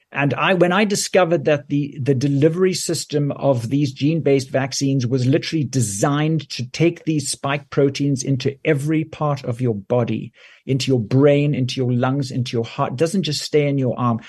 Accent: South Africa; moved away as an adult; also born or lived in Johannesburg, South Africa / United Kingdom; now in Canada; I grew up in South Africa where I did my medical training

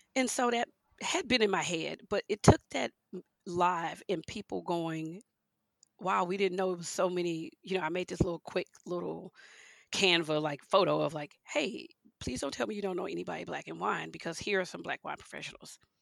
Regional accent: Houston, Texas, United States; also born or lived in Leesville, Louisiana; I grew up in Houston, Texas

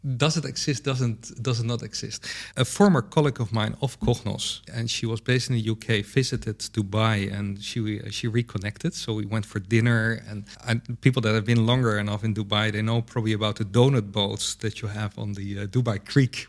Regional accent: Netherlands; I'm from the Netherlands

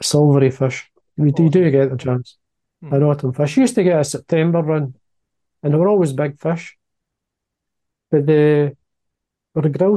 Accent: Dalmellington, Scotland, United Kingdom; I was born in Dal Mellenton, which is a small mining village, 15 miles drive from here. And Loch Doon is just the top of the hill, and that's where my playground was.

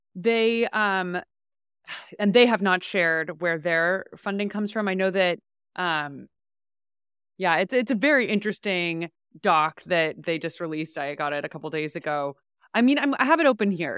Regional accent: San Francisco, California, United States; I grew up in San Francisco

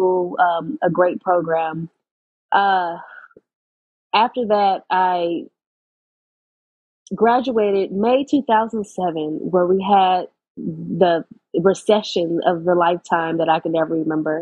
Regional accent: Los Angeles, California, United States; I grew up in Los Angeles, California, about 2 miles from USC.

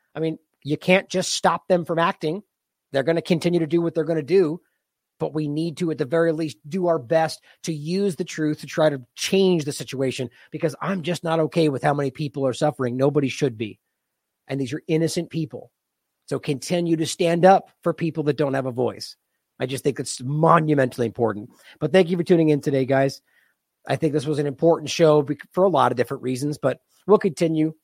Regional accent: United States; I'm an American

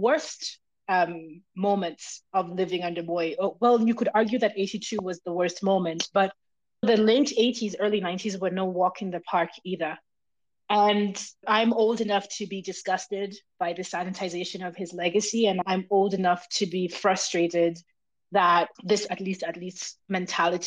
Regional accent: Kenya; as a Kenyan

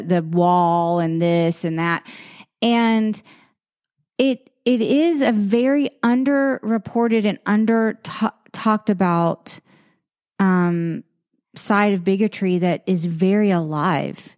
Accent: the South, United States; I grew up in a in a in the South

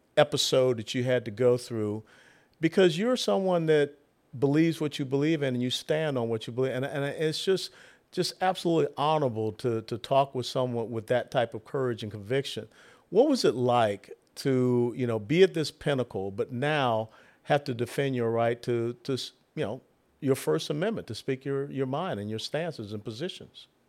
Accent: Atlanta, Georgia, United States; I'm from Atlanta

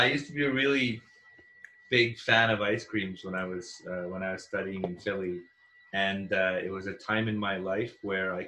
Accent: India; I grew up in India

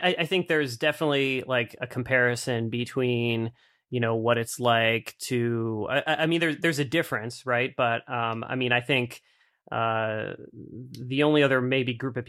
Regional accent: East Coast, United States; And, you know, growing up on the East Coast, I mean, I think like that certainly that same stereotype isn't applied to like biologists, right?

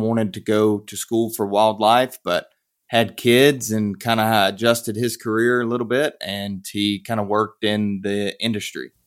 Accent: Piedmont of North Carolina, United States; moved away; I grew up in North Carolina, the Piedmont of, of North Carolina

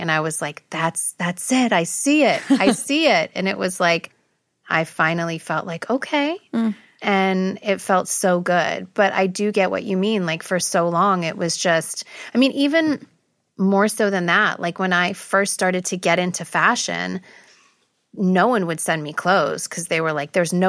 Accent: Beverly Hills, California, United States; growing up, being Armenian, there wasn't a lot of people that looked like me and my family. Everyone, we grew up in Beverly Hills

